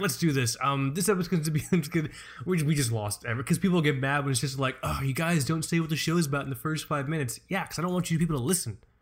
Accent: Florida, United States; moved away; also born or lived in Amityville, Long Island, New York; I grew up in Florida

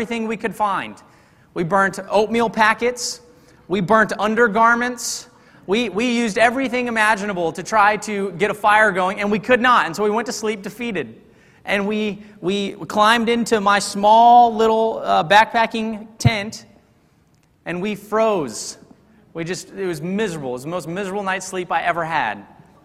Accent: Texas, United States; I'm from Texas, and we thought, you know, two good old Texas boys

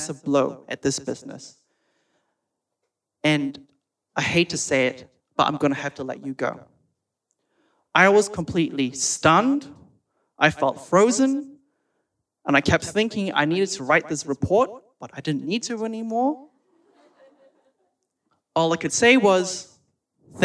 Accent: New Zealand; moved away as an adult; also born or lived in Sydney, Australia; now in Perth, Australia; I'm a Kiwi

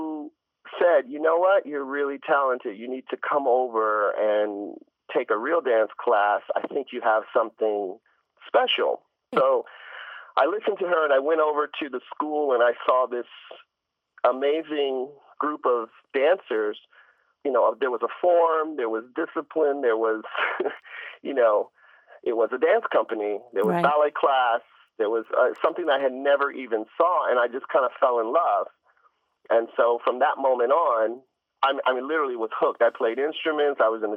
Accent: Ohio, United States; I'm from Ohio

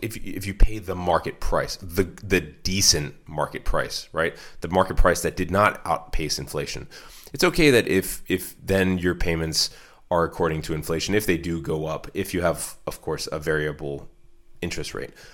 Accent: United States; as an American

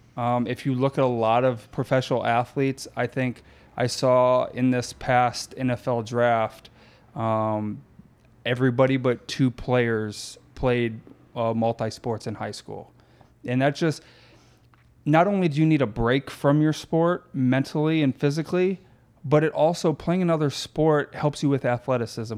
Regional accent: Florida, United States; moved away as an adult; now in Northwest Indiana, United States; I grew up in Florida.

